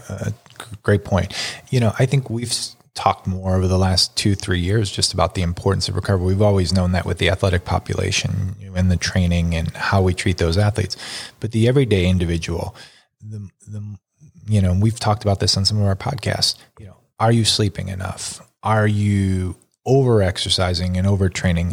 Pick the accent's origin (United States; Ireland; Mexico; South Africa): United States; Buffalo, New York; growing up in Buffalo